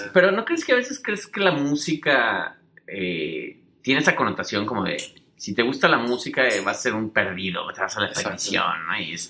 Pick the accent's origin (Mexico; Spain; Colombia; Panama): Mexico; moved away; como buenos mexicanos